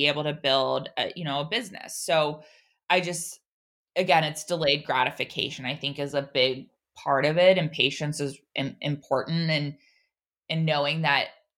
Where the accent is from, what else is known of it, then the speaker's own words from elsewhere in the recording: Oregon, United States; I'm from Oregon